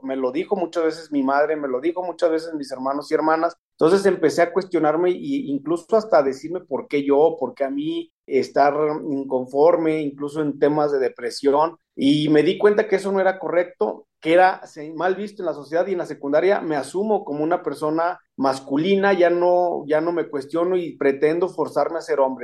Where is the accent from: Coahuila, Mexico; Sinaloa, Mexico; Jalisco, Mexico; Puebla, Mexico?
Coahuila, Mexico; Saltillo; moved away as an adult; now in Aguascalientes, Mexico; Soy originaria de Saltillo, Coahuila